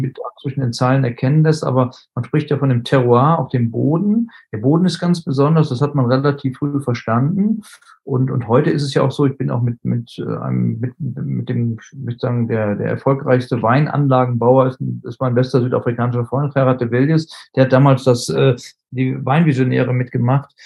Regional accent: Germany; bei uns in Deutschland

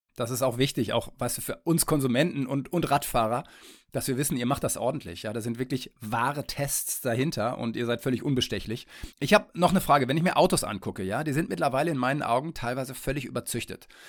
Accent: Detmold, North Rhine-Westphalia, Germany; now in Kiel, Germany; in meine Heimat nach Detmold

